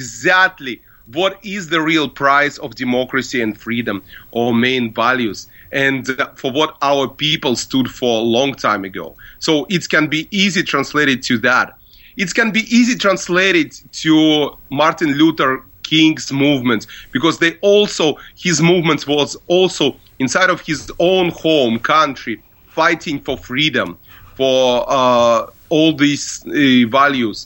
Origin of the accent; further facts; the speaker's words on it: Israel; moved away; I was raised in Israel